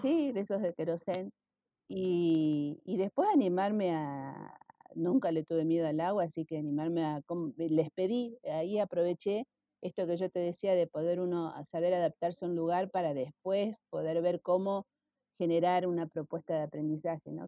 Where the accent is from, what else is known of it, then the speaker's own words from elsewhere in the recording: Rosario, Santa Fe, Argentina; yo nací en Rosario